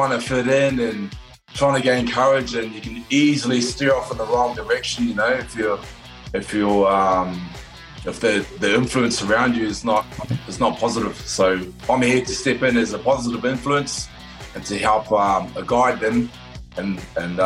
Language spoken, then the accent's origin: English; New Zealand; I come from New Zealand, which is part Māori, New Zealand Māori